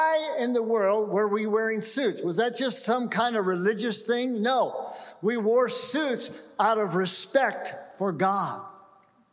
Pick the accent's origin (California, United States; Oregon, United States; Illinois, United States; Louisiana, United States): California, United States; moved away; also born or lived in Seattle; I grew up in California, went away for 39 years, and came back to California